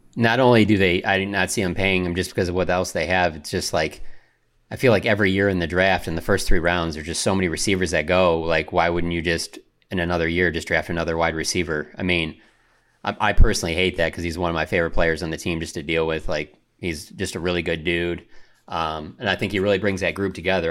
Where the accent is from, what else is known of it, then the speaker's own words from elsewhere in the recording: Detroit, Michigan, United States; growing up in Detroit